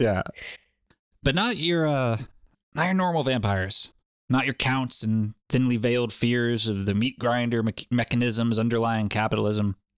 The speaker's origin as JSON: {"language": "English", "region": "Rhode Island", "country": "United States", "tie": "born or raised there", "said": "it was mostly my home state of Rhode Island"}